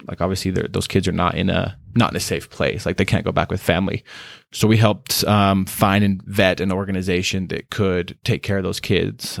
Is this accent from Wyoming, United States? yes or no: yes; Star Valley, Wyoming, United States; moved away as an adult; also born or lived in Dominican Republic; now in Utah, United States; I grew up in Wyoming, um, very small town person, grew up just very sheltered life, very, uh, good life in just the, in Star Valley, Wyoming, that's where I'm from